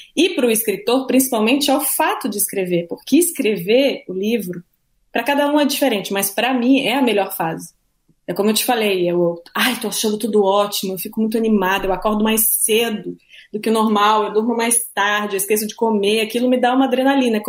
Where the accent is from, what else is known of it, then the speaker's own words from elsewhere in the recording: Santa Catarina, Brazil; moved away; also born or lived in Rio de Janeiro; Eu morava no Rio há um ano, cresci em Santa Catarina, uma cidade pequena